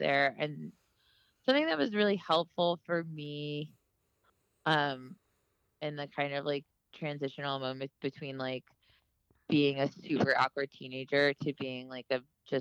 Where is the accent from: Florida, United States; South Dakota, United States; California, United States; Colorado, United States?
Florida, United States; Miami; I love Miami and I love my hometown a lot